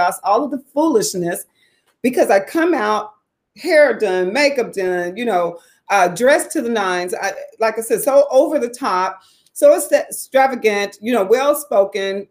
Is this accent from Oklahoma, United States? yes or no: yes; Tulsa, Oklahoma, United States; moved away as an adult; also born or lived in Atlanta / Phoenix / Dallas; I'm living back in my hometown of Tulsa, Oklahoma